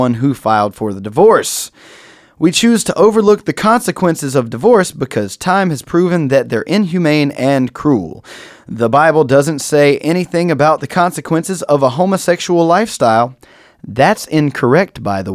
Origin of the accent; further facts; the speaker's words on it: United States; I, as an American